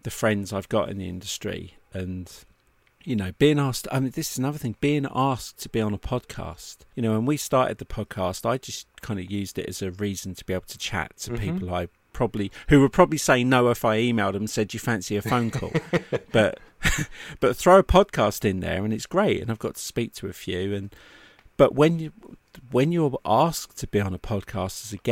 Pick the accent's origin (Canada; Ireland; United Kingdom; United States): United Kingdom; as a Brit